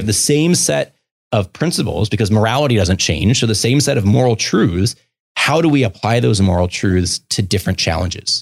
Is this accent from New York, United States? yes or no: no; Baltimore, Maryland, United States; moved away; I grew up in Baltimore City.